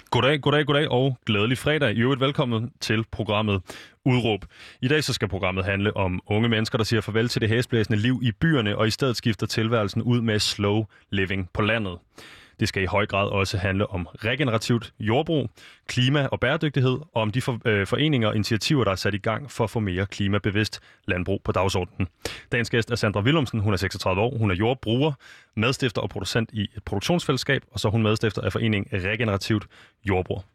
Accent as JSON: {"language": "Danish", "town": "Copenhagen", "region": "Capital Region of Denmark", "country": "Denmark", "tie": "born or raised there", "said": "Jeg er født og opvokset i København, og jeg har altid boet inde i en lejlighed"}